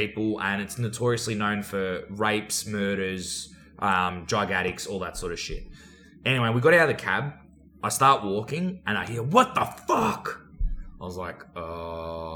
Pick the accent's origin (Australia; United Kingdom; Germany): Australia; accent: Aussie; where are you from? I said, Australia.